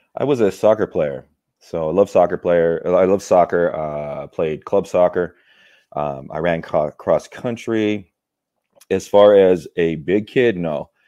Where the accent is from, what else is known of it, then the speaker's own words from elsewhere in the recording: California, United States; Born and raised in California.